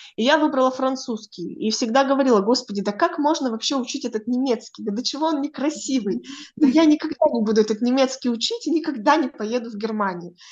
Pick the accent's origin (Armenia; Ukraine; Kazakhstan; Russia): Kazakhstan; moved away as an adult; also born or lived in Germany